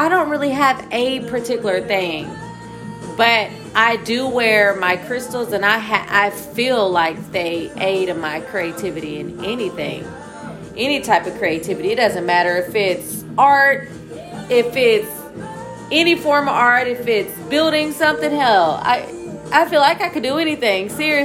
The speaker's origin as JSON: {"language": "English", "town": "Corsicana", "region": "Texas", "country": "United States", "tie": "born or raised there", "said": "my hometown, which is Corsicana"}